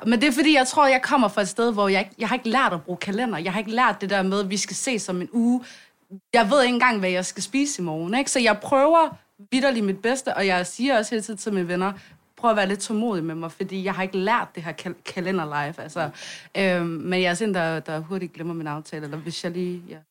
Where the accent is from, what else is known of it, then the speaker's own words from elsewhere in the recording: Svendstrup, North Denmark Region, Denmark; vi er fra noget, der hedder Svendstrup, og øhm, der, der, øh, det er sådan en lille bitte